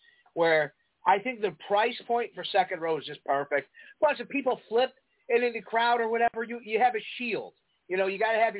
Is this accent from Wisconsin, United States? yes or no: no; Prospect Heights, Illinois, United States; I'm from Prospect Heights.